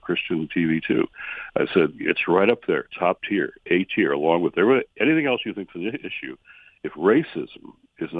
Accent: Michigan, United States; my home state of Michigan

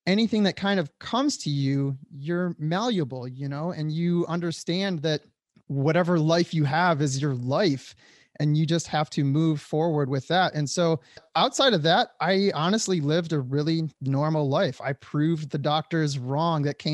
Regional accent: Detroit, Michigan, United States; moved away as an adult; also born or lived in Hollywood; I grew up in the Metro Detroit area

